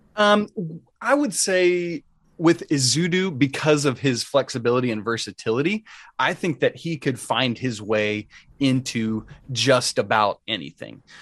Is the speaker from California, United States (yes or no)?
no; Atlanta, Georgia, United States; I grew up in Atlanta